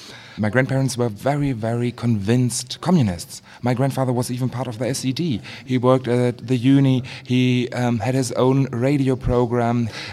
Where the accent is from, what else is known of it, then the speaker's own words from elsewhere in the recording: Berlin, Germany; also born or lived in East Germany; I come from Berlin and I was born in 1991. I was born in West Berlin. I grew up as well with Western standards. And when my family decided to move back to East Germany, I felt like an outsider in a way.